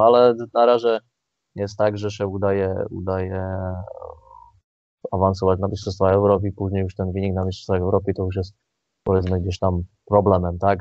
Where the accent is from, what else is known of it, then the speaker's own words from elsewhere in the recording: Slovakia; now in Poland; jestem Słowakiem